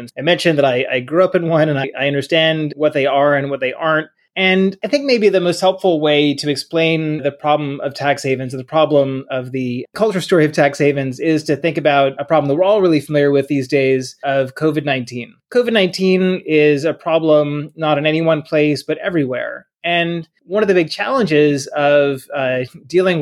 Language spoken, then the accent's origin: English; Bahamas; now in United States; I grew up in a tax haven. I grew up in the Bahamas.